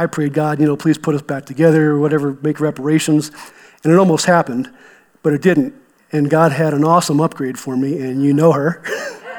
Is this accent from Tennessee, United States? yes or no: no; eastern Ohio, United States; now in Colorado, United States; I grew up in Ohio, right? A lot of people think of flat and cornfields, but I grew up in the eastern half, which is actually the start of Appalachia